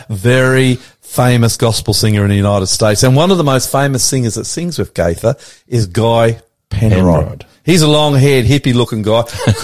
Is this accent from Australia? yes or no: yes; Australia; I'm the Aussie pastor coming to you from our studios in northwest Sydney